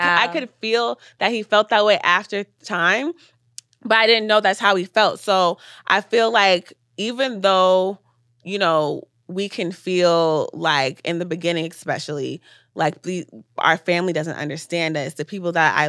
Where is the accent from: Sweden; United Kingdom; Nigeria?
Nigeria; But I will say being a Nigerian also helped me, like, push past obstacles.